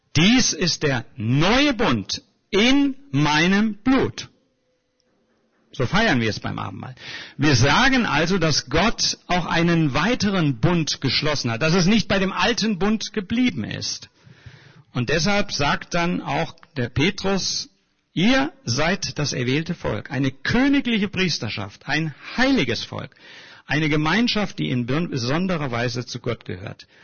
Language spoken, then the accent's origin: German; Germany